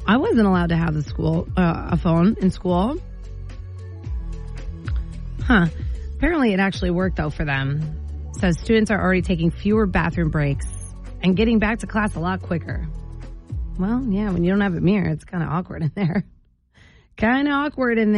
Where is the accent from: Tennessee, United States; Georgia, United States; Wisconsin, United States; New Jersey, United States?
New Jersey, United States; Sparta; now in Maine, United States; back in my town, I'm from Sparta, New Jersey